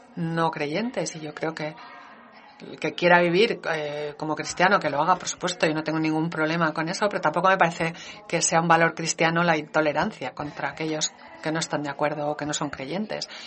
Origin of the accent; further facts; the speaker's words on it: Denmark; mi país